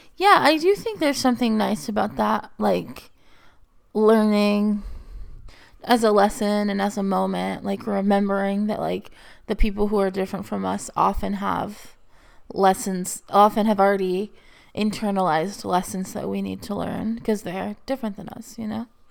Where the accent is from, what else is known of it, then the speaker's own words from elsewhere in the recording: Texas, United States; moved away; growing up in Texas